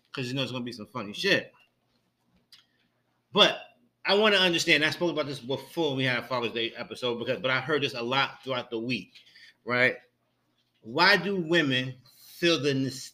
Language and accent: English; New York, United States; I'm from New York